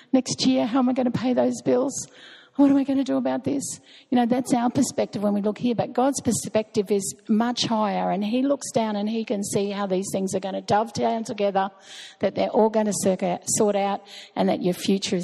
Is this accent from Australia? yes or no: yes; Australia; we're Australian